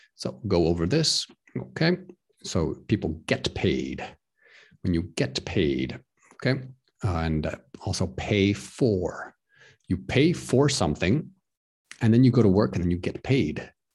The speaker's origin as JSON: {"language": "English", "region": "Texas", "country": "United States", "moved": "yes", "lives_now": "Prague, Czech Republic", "said": "I'm from the United States of America. I'm from Texas"}